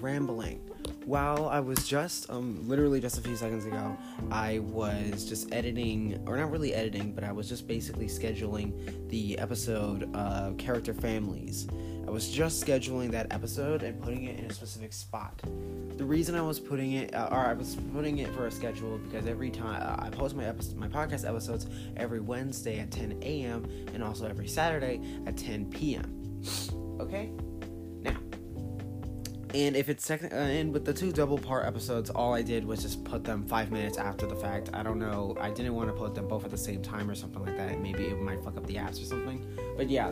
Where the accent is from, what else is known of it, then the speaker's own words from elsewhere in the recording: United States; I am an American